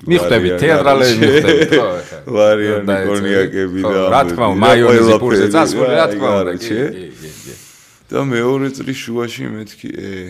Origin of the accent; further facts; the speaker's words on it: Tbilisi, Georgia; ვაკეში დავიბადე